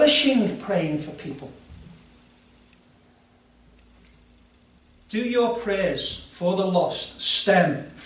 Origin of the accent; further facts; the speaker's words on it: Liverpool, North West England, United Kingdom; I also think of myself as British and Scouser.